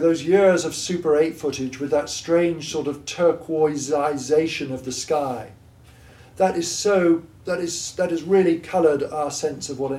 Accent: Gloucestershire, South West England, United Kingdom; accent: Gloucestershire; I'm from Gloucestershire

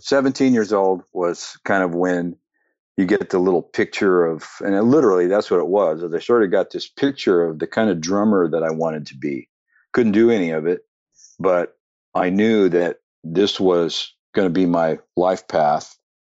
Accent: Pleasanton, California, United States; also born or lived in Oakland, California / Livermore, California; I was born in Oakland, grew up in Pleasanton

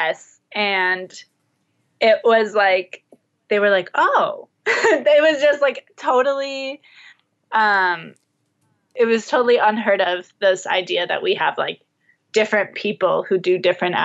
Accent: United States; I'm American

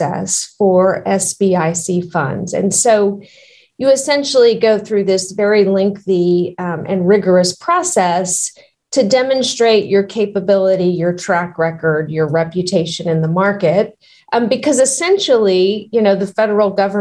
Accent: Texas, United States; also born or lived in Houston; I am from Texas, have been in Houston for a little over 25 years now

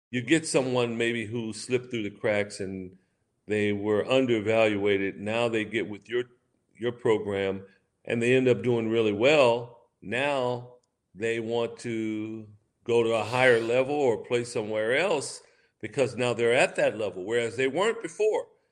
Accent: West Coast, United States; somewhere it was on the West Coast where I, I was raised

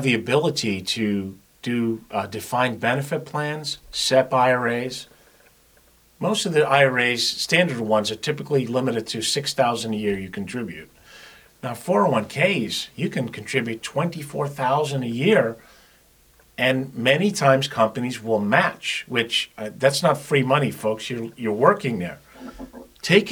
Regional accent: New York, United States; now in Jupiter, United States; I speak fast because I'm originally from New York, but I so love living in Florida

